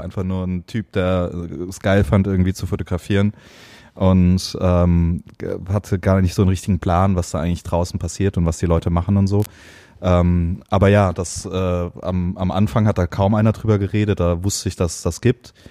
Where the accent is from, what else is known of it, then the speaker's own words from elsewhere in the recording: Heidelberg, Baden-Württemberg, Germany; ich komme aus Heidelberg, aus dem schönen, beschaulichen Heidelberg